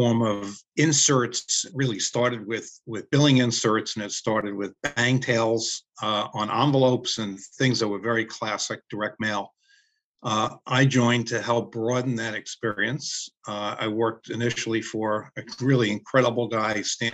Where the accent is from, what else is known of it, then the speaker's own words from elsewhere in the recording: New York City, New York, United States; Growing up in Brooklyn